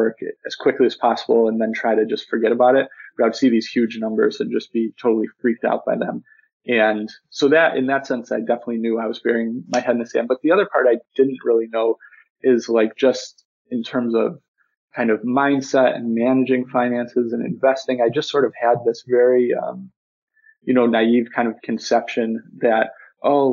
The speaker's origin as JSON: {"language": "English", "town": "Buffalo", "region": "New York", "country": "United States", "moved": "as an adult", "said": "I'm originally from Buffalo, New York, and that's where I just moved back"}